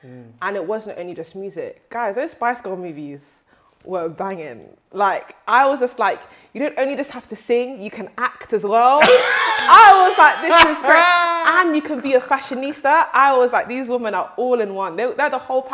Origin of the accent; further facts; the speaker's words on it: London, United Kingdom; growing up in London, we have, you know, the different boroughs. And Southwark, where I grew up